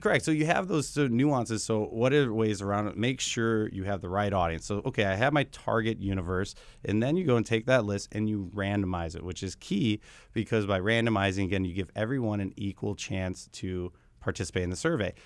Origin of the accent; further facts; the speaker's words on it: Wisconsin, United States; now in Arizona, United States; I was from Wisconsin originally